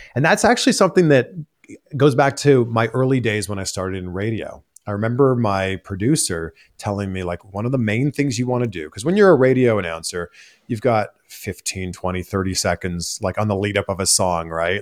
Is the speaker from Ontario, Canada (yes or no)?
yes; Pickering, Ontario, Canada; moved away as an adult; also born or lived in Toronto, Canada; now in United States; it's Toronto, it's actually Pickering.